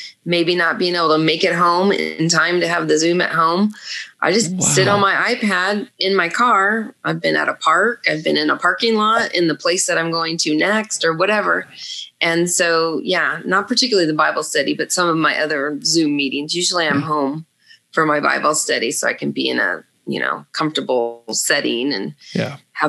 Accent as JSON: {"language": "English", "town": "Los Angeles", "region": "California", "country": "United States", "tie": "born or raised there", "also_born_or_lived": "Santa Clarita, California", "said": "I grew up in Panorama City. I was an original Valley girl from the 70s and 80s"}